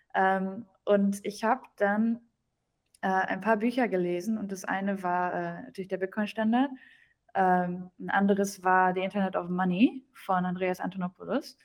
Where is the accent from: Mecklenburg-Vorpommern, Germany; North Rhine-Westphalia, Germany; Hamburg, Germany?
North Rhine-Westphalia, Germany; near Dortmund; first language German; moved away; regional komme ich aus Deutschland, äh, aus Deutschland. Äh, der Nähe von Dortmund